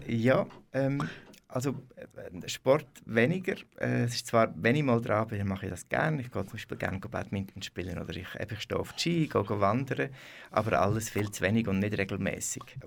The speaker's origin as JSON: {"language": "German", "town": "Möriken", "region": "Aargau", "country": "Switzerland", "tie": "born or raised there", "also_born_or_lived": "Brugg", "said": "ich bin einfach im Spital in Bruck geboren. Äh, aufgewachsen bin ich in Möriken, Möriken bei Lenzburg"}